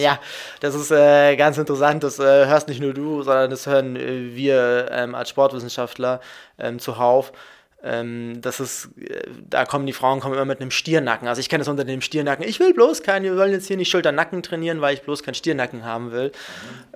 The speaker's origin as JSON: {"language": "German", "town": "Munich", "region": "Bavaria", "country": "Germany", "tie": "born or raised there", "moved": "as an adult", "lives_now": "Hamburg, Germany", "said": "ich komme aus Bayern, ich komme aus München, bin ich geboren, habe da studiert"}